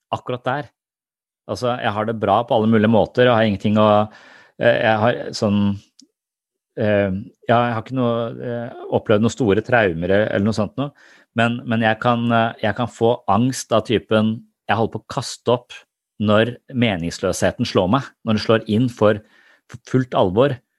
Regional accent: Tønsberg, Vestfold, Norway

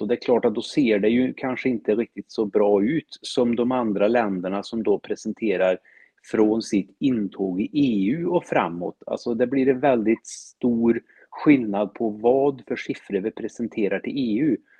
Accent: Värmland, Sweden; jag är en skogstokig värmlänning som älskar människor

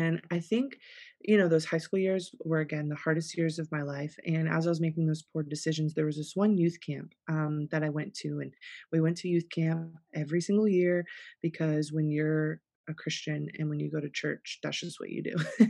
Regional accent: South Florida, United States; born and raised in South Florida

